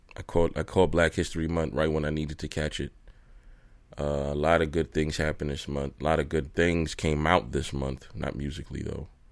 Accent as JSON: {"language": "English", "town": "Brooklyn", "region": "New York", "country": "United States", "said": "I'm from Brooklyn"}